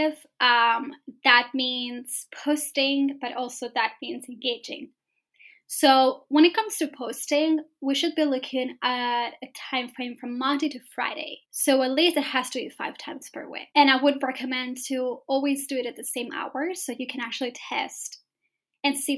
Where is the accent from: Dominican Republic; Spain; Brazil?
Spain; moved away as an adult; now in London, United Kingdom; moved to London, because I'm from Spain, right? So I moved to London to start my business